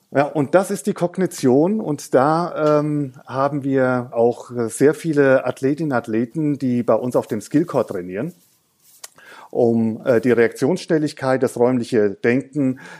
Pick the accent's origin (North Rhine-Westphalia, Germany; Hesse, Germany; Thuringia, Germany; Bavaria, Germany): Hesse, Germany; Also ich bin, ich bin Hesse, aber eigentlich als Hesse ist man auch ein halber Franke und ein Franke ist eigentlich ein halber Hesse.